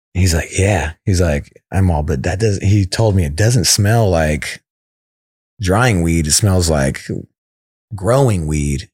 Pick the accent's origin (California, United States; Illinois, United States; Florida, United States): California, United States; West Sacramento; I'm from West Sac, so it's it's only like 15 minutes away